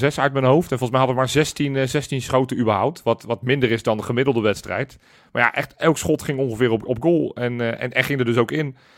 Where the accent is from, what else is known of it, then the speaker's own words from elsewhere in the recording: Netherlands; wij zijn Nederlanders